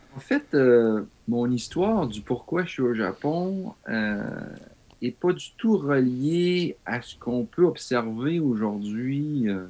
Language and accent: French; Val-d'Or, Quebec, Canada; moved away as an adult; also born or lived in Germany; now in Japan; Moi, venant même de l'Abitibi, de Val d'Or